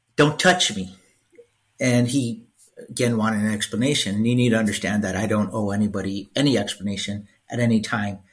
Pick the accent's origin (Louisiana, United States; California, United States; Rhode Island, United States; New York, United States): California, United States; Los Angeles; growing up in East LA, right, I excelled at school